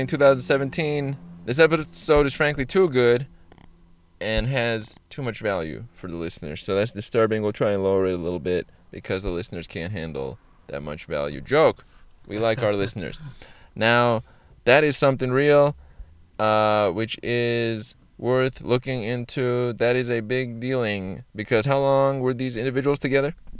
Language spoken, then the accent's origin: English; Iran; I am I, Iranian, which is Persian or from Iran